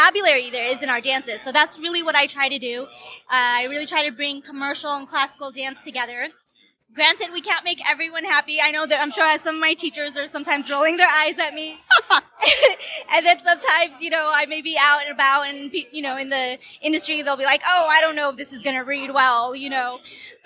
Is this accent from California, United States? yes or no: yes; Bay Area, California, United States; also born or lived in Mumbai, India; I moved to the Bay Area, grew up there